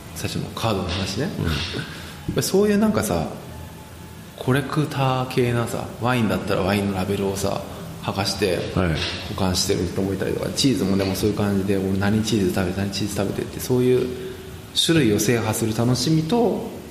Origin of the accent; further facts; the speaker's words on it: Tokyo, Japan; moved away as an adult; now in Singapore; 自分の実家の近くでねあ僕は文京区の